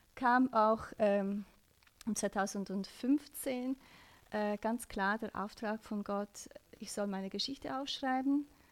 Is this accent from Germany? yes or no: no; Switzerland; ich bin in der Schweiz geboren